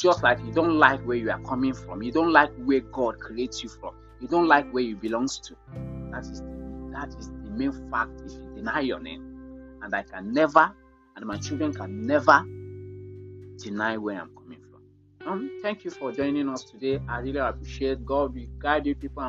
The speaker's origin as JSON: {"language": "English", "town": "Enugu-Ezike", "region": "Enugu State", "country": "Nigeria", "said": "I'm from Enugu Ezike. Enugu Ezike. That is where I'm coming from."}